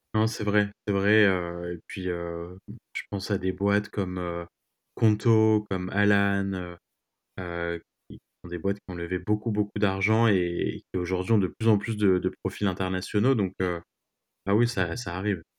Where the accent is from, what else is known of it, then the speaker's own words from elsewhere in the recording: France; moved away as an adult; now in New York, United States; je suis d'origine, évidemment, française. Maintenant, je suis devenu américain aussi. Et, euh, bah, je me sens chez moi à New York